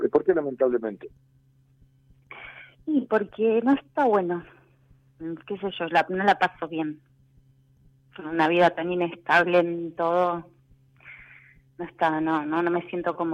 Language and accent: Spanish; Buenos Aires, Argentina; Yo de, de Capital, de acá de Buenos Aires.